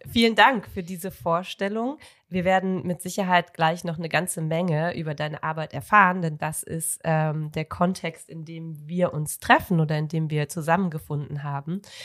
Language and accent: German; North Rhine-Westphalia, Germany; ich äh, komme ja vom Niederrhein